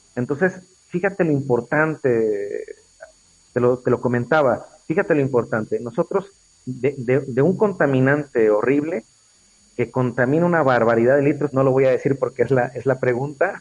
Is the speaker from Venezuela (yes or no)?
no; Mexico; somos mexicanos